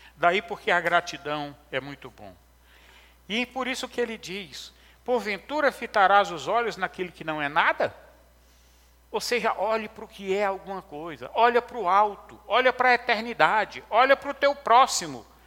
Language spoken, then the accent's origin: Portuguese; interior of Ceará, Brazil; Quando eu era menino pequeno, lá no, no interior do Ceará, é, sou cearense